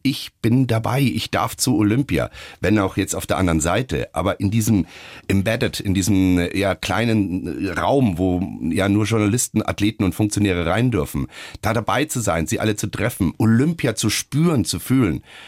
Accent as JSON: {"language": "German", "town": "Munich", "region": "Bavaria", "country": "Germany", "said": "Als Münchner, als Bayer"}